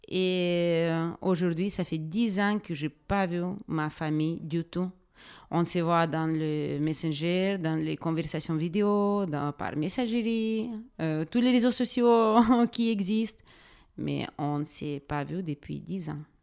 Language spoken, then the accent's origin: French; Donetsk, Donetsk Oblast, Ukraine; French is a second language; moved away as an adult; also born or lived in Moldova / North Macedonia; now in Draguignan, France; je suis née en Donetsk. C'est ma ville de naissance où j'ai vécu pendant 21 ans.